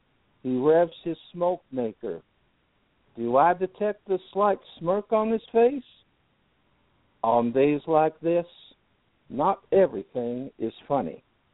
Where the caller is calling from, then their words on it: Pelham, Alabama, United States; In Alabama. I'm still in the same place. I'm still about 10 miles outside of Birmingham in Pelham, Alabama.